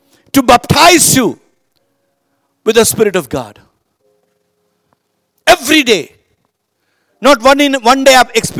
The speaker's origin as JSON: {"language": "English", "country": "India", "said": "there only we are Indian."}